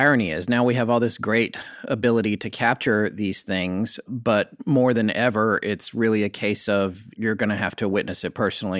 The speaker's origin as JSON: {"language": "English", "region": "North Carolina", "country": "United States", "said": "my wife and I are from North Carolina"}